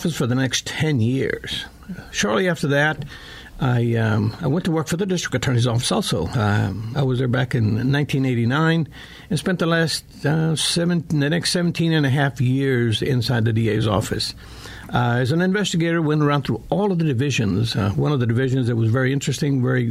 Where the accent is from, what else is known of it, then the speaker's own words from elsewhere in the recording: Austin, Texas, United States; also born or lived in Michigan; I'm originally from Austin, born and raised here, grew up on the east side, saw this Austin grow up from a small community into what it is today